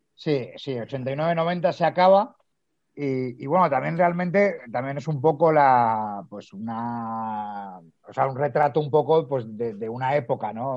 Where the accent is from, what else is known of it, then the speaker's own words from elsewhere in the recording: Madrid, Community of Madrid, Spain; moved away as an adult; now in Galicia, Spain; yo soy de Madrid, pero ahora estoy aquí en Galicia